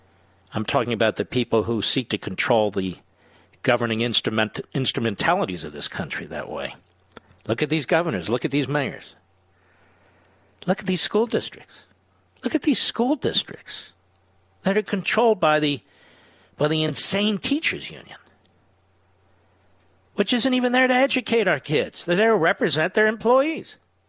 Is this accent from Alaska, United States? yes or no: no; Cheltenham, Pennsylvania, United States; I grew up in Cheltenham.